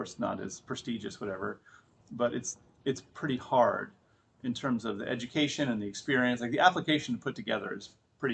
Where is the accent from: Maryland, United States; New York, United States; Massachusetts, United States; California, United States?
Maryland, United States; Frederick; moved away as an adult; now in Portland, United States; I live in Portland, Oregon. I've lived there since 1999, but I'm originally from Frederick, Maryland